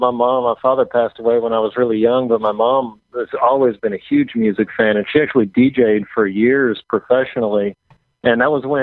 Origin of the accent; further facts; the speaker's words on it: Seattle, Washington, United States; also born or lived in Southern California / North Carolina; now in Nashville, United States; Well, I was born in Southern California, grew up in Seattle, North Carolina, and my family moved around a lot when I was growing up with me and my brother and my mom.